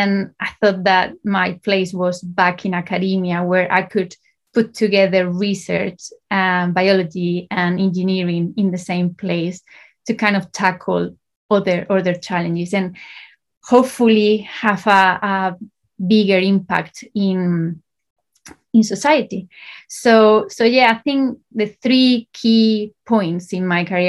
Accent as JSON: {"language": "English", "country": "Spain", "tie": "born or raised there", "also_born_or_lived": "Valencia, Spain", "moved": "as an adult", "said": "I started in Spain. I'm from Spain, so I did my A-levels in Spain"}